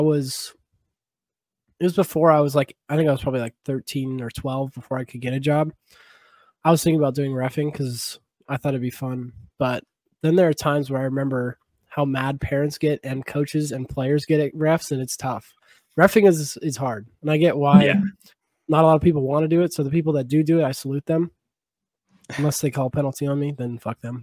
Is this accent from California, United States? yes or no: yes; San Jose, California, United States; moved away as an adult; now in Boise, United States; I'm from San Jose. I played junior sharks for most of my life